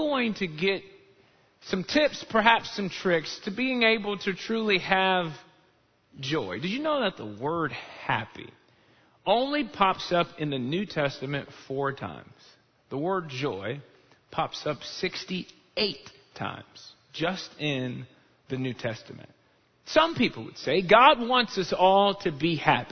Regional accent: Chicago, Illinois, United States; now in Texas, United States; I grew up in Chicago

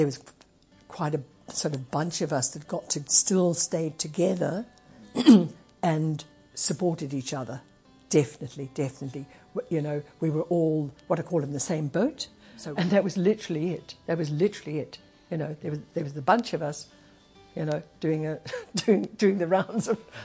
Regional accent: Zimbabwe; moved away; also born or lived in England; I was born in England, but we came to Zimbabwe when I was three. So basically, as far as I'm concerned, I'm Zimbabwean

